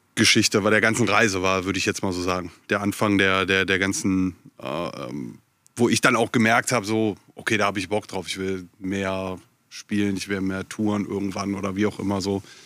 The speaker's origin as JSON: {"language": "German", "town": "Viersen", "region": "North Rhine-Westphalia", "country": "Germany", "also_born_or_lived": "Hamburg", "moved": "yes", "lives_now": "Ruhr area, Germany", "said": "ich komme ursprünglich aus Viersen."}